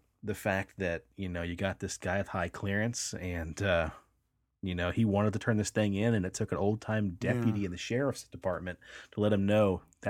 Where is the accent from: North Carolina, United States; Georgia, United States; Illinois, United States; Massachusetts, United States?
Illinois, United States; East St. Louis; I grew up in East St. Louis, which is 4 miles south of Monk's Mound.